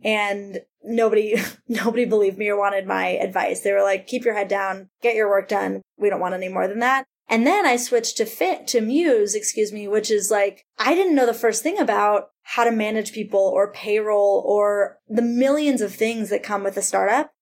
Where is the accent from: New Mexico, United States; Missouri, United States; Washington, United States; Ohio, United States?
Ohio, United States; Cleveland; also born or lived in Massachusetts; now in New York, United States; I grew up in Cleveland